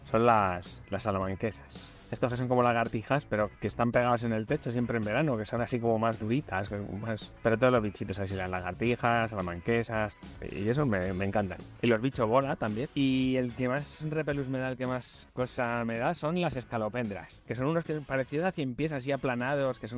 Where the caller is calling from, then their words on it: Madrid, Community of Madrid, Spain; de Madrid